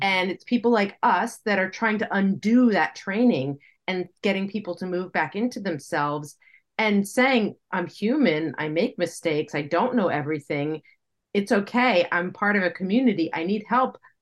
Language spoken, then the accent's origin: English; United States; I'm speaking as an American